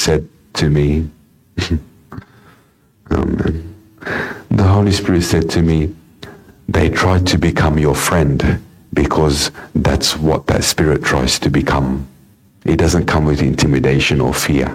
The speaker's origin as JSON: {"language": "English", "town": "Sydney", "region": "New South Wales", "country": "Australia", "tie": "born or raised there", "said": "in my upbringing, I was born in the Lidcombe area. We had a house there."}